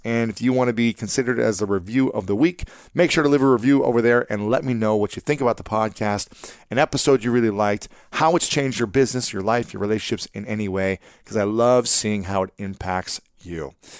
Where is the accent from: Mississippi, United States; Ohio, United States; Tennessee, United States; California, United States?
Ohio, United States; my home state of Ohio